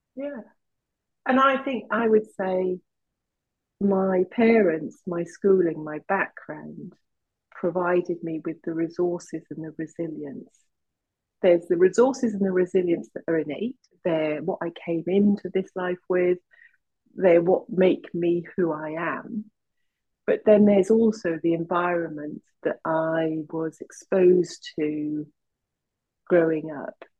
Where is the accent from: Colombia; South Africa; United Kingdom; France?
United Kingdom; West Wales; What's in West Wales? I've grown up there.